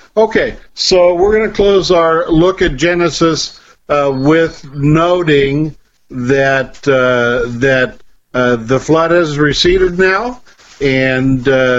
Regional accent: Ireland; I'm Irish, and I know a lot about rainbows.

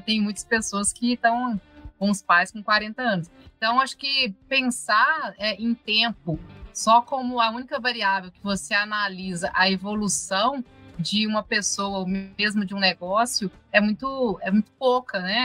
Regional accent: Viçosa, Minas Gerais, Brazil; Nós somos de Viçosa, que é a cidade né, que fez o, doce de leite

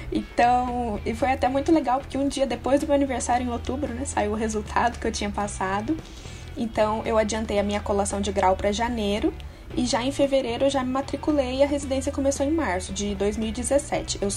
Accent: Minas Gerais, Brazil; eu tenho 24 anos. Eu sou natural de Minas, eu me formei numa universidade de Varginha

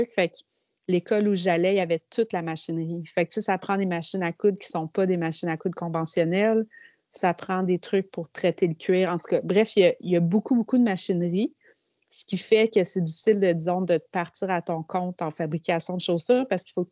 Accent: Quebec City, Quebec, Canada; Ben, en fait, euh, moi, je viens de la ville de Québec.

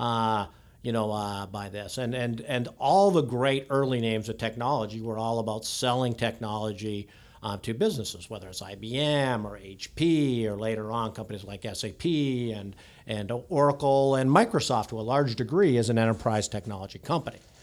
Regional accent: just outside Toronto, Ontario, Canada; moved away as an adult; now in Silicon Valley, United States; born and raised out, just outside, uh, uh, Toronto

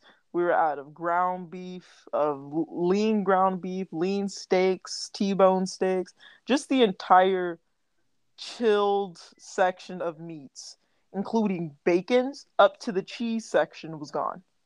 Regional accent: Texas, United States; born and raised in Texas

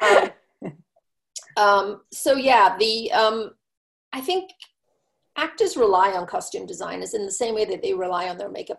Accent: England, United Kingdom; moved away as an adult; now in United States; growing up in England, I was in high school when Dallas started

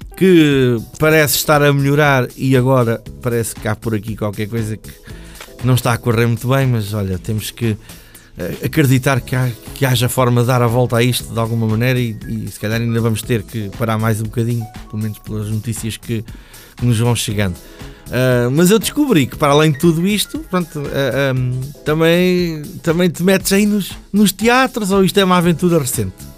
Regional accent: Peniche, Centro, Portugal; sou da zona de Peniche

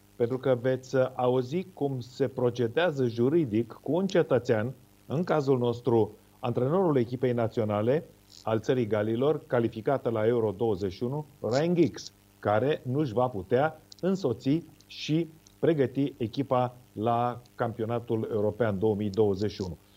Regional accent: Romania; cum eram noi din România

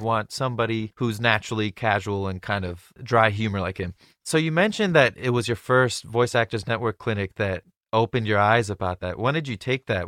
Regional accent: Orange County, California, United States; I grew up in Orange County

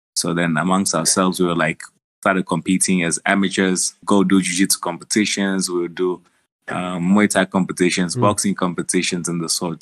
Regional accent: South Africa; born or raised there; also born or lived in Angola

